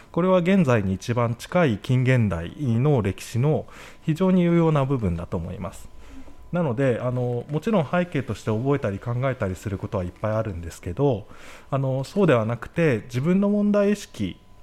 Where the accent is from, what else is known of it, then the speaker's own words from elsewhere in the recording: Yokosuka, Kanagawa, Japan; moved away as an adult; also born or lived in Tokyo; now in Niigata, Japan; 横須賀なんですけどあの横浜の南の横須賀なんですけど、うん、そこにずっといて、うんうんうん、基本的にはずっとそこで暮らしてましたね